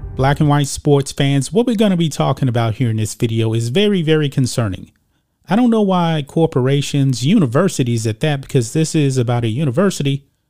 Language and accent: English; Texas, United States; also born or lived in Lake Charles, Louisiana; I'm from Texas